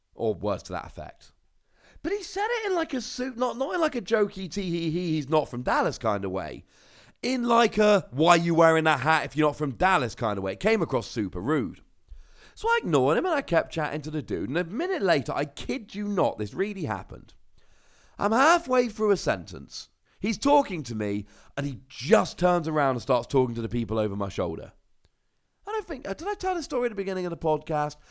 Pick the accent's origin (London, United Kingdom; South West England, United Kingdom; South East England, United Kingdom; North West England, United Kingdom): South West England, United Kingdom; Cornwall; I'm from Cornwall